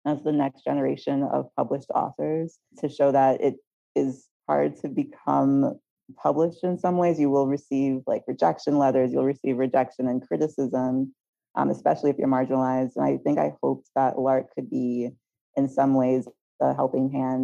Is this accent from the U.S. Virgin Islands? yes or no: yes; U.S. Virgin Islands; also born or lived in New York / Philadelphia; now in Los Angeles, United States; I was born and raised in St. Thomas of the U.S. Virgin Islands